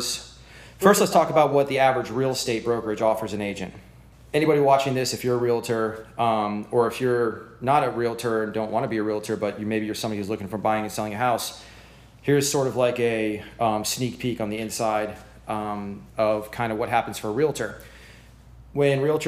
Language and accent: English; Clearwater, Florida, United States; I'm from Clearwater, Florida, and I've been in real estate since 2004